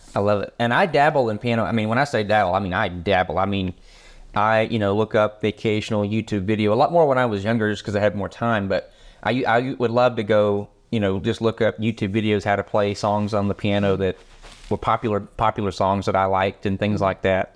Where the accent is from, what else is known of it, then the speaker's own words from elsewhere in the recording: United States; for us Americans